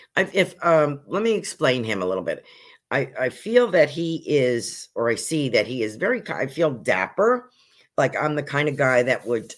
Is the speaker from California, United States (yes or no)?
no; New York, United States; also born or lived in Poconos, Pennsylvania; now in Sarasota, United States; I was originally from New York State